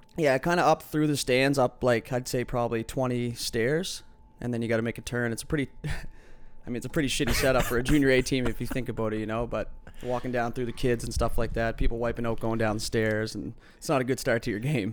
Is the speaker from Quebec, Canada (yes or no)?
no; Halifax, Nova Scotia, Canada; growing up in Fairview